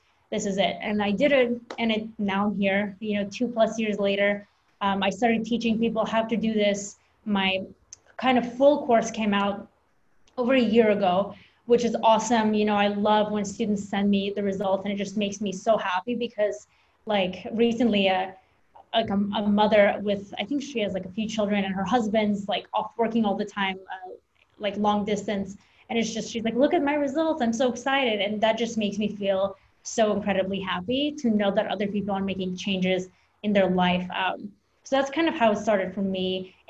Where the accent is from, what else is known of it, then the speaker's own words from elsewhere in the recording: Russia; now in United States; I'm an immigrant from Russia, so I moved here and that mentality, you know, you want to do better because your family overcame so many things.